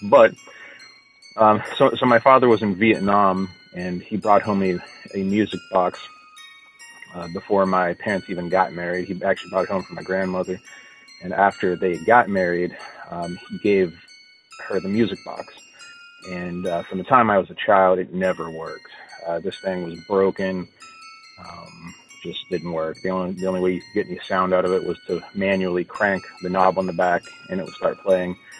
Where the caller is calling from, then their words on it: Morgantown, West Virginia, United States; I'm calling from Morgantown, West Virginia